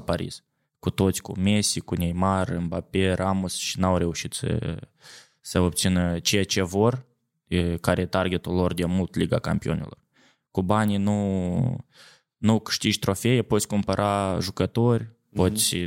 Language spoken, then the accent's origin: Romanian; Cahul, Cahul District, Moldova; now in Jerusalem, Israel; am crescut la Cahul